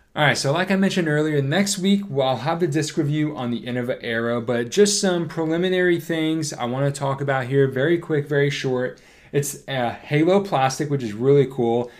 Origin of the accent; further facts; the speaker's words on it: Northeast, United States; growing up in the Northeast